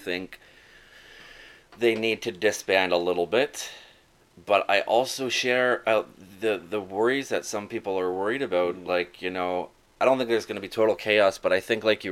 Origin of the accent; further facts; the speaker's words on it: Toronto, Ontario, Canada; also born or lived in Brampton; I grew up in Toronto and Brampton